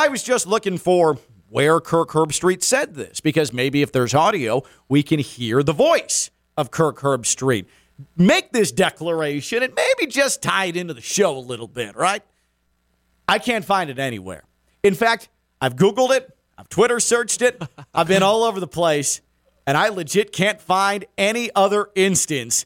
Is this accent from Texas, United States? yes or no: no; Chicago, Illinois, United States; growing up in the Chicago area